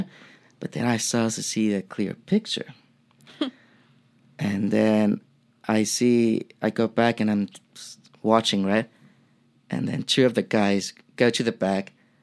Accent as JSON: {"language": "English", "country": "Mexico", "tie": "born or raised there", "second_language": "English", "moved": "as an adult", "said": "growing up in Mexico for 23 years"}